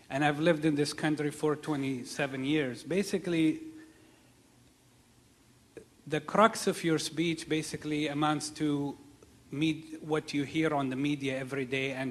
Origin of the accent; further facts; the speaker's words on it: Palestine; moved away as an adult; now in United States; I'm a American Palestinian.